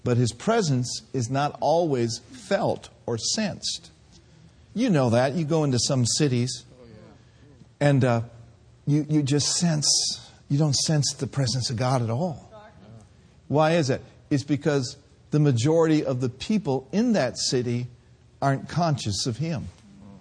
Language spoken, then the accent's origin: English; Minneapolis, Minnesota, United States; I grew up in Minneapolis